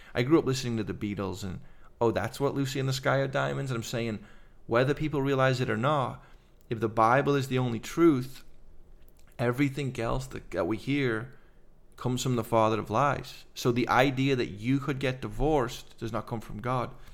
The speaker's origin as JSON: {"language": "English", "town": "Liverpool", "region": "North West England", "country": "United Kingdom", "moved": "yes", "lives_now": "United States", "said": "I'm Liver-, from Liverpool"}